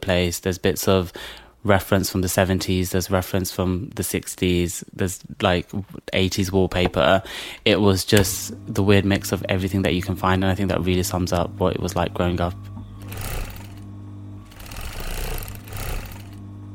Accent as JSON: {"language": "English", "region": "London", "country": "United Kingdom", "tie": "born or raised there", "said": "I grew up in the Isle of Dogs. I've always kind of lived there"}